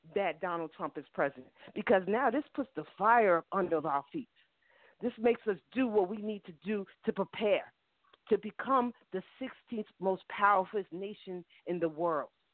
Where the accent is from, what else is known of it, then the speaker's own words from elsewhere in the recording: New York, United States; now in Georgia, United States; I live in Georgia. Georgia is a Republican state. I'm from New York